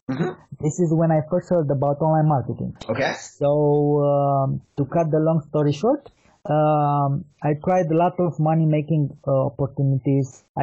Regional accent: Bucharest, Romania; As you said, I'm from Bucharest, Romania.

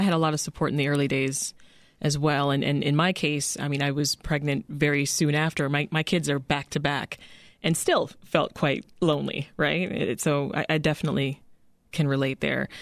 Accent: Canada; moved away as an adult; now in United States; I was raised in Canada, ended up giving birth to my children in Canada

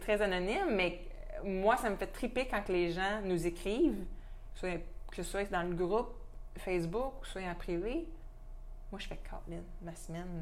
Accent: Quebec, Canada; notre accent, des fois, il peut être un peu incompréhensible

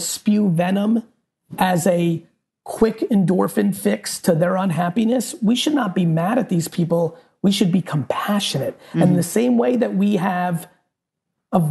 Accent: New Jersey, United States; also born or lived in Soviet Union; I grew up in New Jersey, in the streets of Jersey

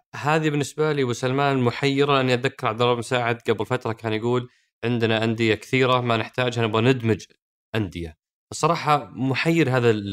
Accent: Saudi Arabia; عندنا في السعوديه

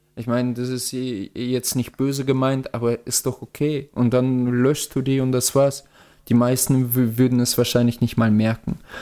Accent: Russia; moved away; ich komme ja aus Russland

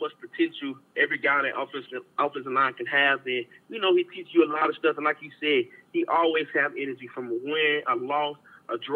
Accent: Jacksonville, Florida, United States; I'm from Jacksonville, Florida

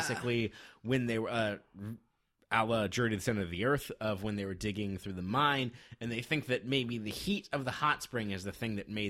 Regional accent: Nevada, United States; Just as I grew up in Nevada

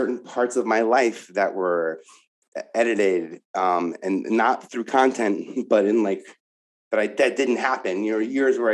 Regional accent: New York, United States; I'm from New York

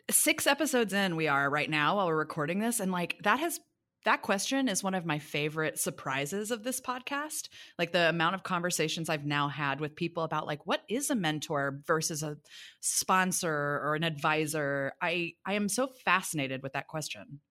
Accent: Kansas City, Missouri, United States; moved away; also born or lived in New York / Los Angeles; I'm from Kansas City, Missouri originally

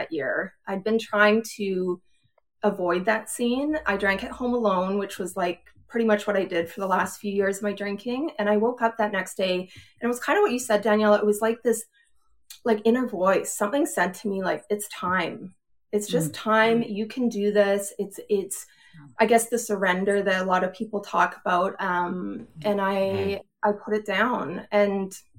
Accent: Edmonton, Alberta, Canada; moved away as an adult; now in Pennsylvania, United States; I grew up in Edmonton, in Alberta

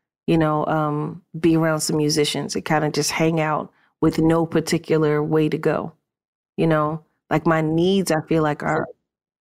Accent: United States; I'm living America. I'm an American

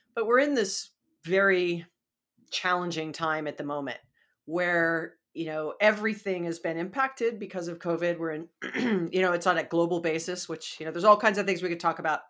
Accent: Hawaii, United States; moved away; I'm from Hawaii

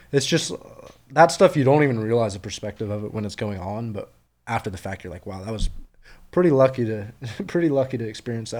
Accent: North Carolina, United States; now in South Georgia, United States; a guy from North Carolina who moves to South Georgia

